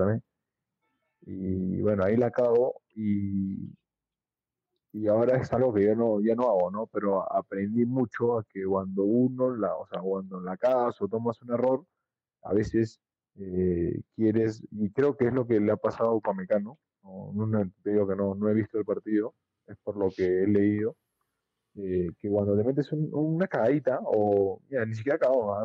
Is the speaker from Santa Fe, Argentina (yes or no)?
no; Avellaneda, Buenos Aires Province, Argentina; moved away; como yo crecí en Avellaneda